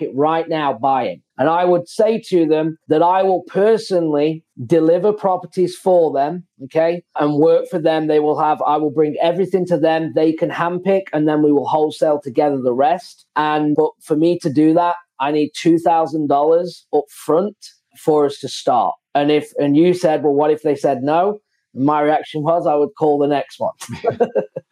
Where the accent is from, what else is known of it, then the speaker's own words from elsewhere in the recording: England, United Kingdom; moved away; I'm from England